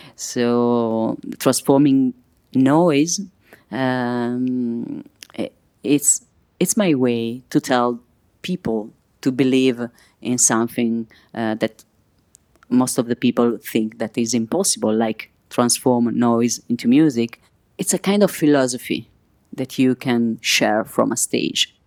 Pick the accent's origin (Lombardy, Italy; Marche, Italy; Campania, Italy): Lombardy, Italy; Milan; English is a second language; I'm from Milan.